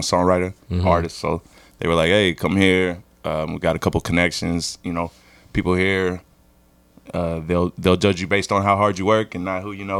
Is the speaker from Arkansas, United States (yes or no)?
yes; Little Rock, Arkansas, United States; moved away as an adult; also born or lived in Los Angeles; now in New York, United States; I'm originally from Little Rock, Arkansas.